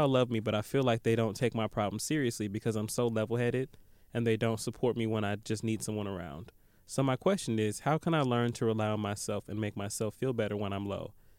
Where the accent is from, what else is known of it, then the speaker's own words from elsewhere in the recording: London, United Kingdom; I'm from London, LOL, and I'm struggling in every aspect of life.